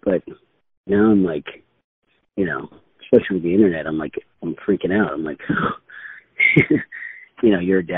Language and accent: English; Vancouver, British Columbia, Canada; also born or lived in Dublin, Ireland; I was born in Dublin, Ireland, and my sister and I. I was six. My sister would have been eight, and we emigrated with my mom and dad. We came over to Vancouver, Canada